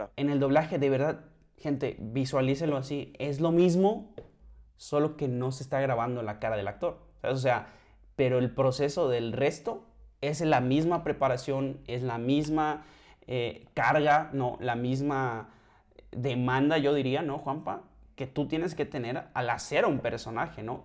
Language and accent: Spanish; Mexico; also born or lived in central Mexico; soy mexicano